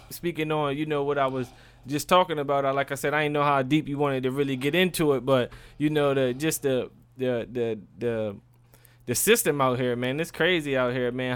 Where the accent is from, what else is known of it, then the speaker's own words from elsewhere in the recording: Maryland, United States; I'm from Maryland.